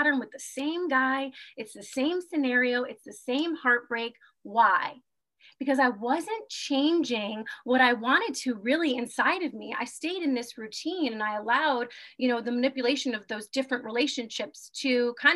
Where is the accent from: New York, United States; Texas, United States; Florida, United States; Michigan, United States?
New York, United States; moved away as an adult; also born or lived in Germany / Guam; born and raised in New York, I have lived all over the world. I lived in Germany and Guam